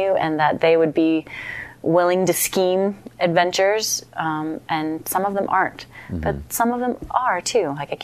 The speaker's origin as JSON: {"language": "English", "region": "Minnesota", "country": "United States", "tie": "born or raised there", "moved": "yes", "lives_now": "Estes Park, United States", "said": "I grew up in Minnesota"}